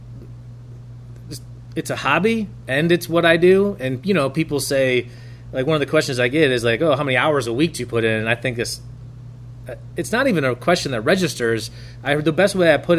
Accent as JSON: {"language": "English", "town": "Traverse City", "region": "Michigan", "country": "United States", "tie": "born or raised there", "said": "Traverse City, Michigan, my hometown at that time. I say Traverse City. I went to Glen Lake High School"}